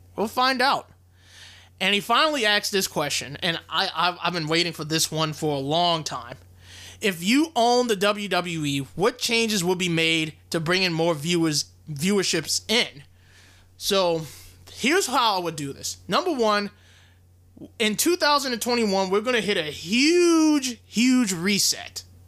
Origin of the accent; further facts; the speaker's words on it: Louisiana, United States; my hometown in Louisiana